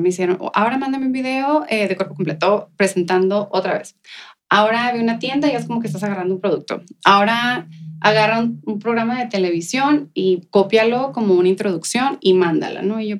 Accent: El Paso, Texas, United States; ¿De dónde vienes tú? Y luego, del Paso, Texas.

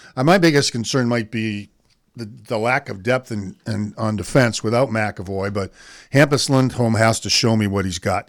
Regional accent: Walpole, Massachusetts, United States; I grew up in Walpole just down the street.

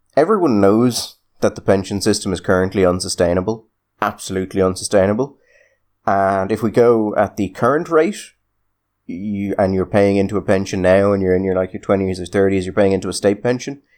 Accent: Ireland

